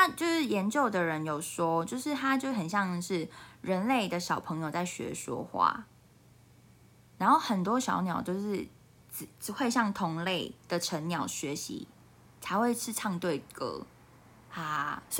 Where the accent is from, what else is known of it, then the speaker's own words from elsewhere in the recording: Taiwan; 因为我台湾人都很很爱骂大陆人